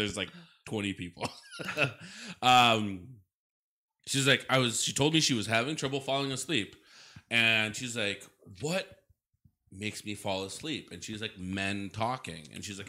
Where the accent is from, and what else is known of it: Oshkosh, Wisconsin, United States; born or raised there